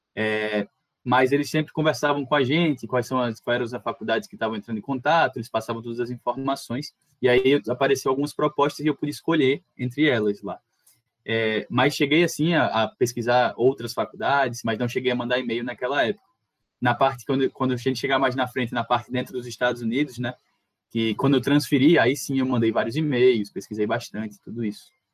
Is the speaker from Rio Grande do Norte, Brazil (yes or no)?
yes; Natal, Rio Grande do Norte, Brazil; eu sou daqui de Natal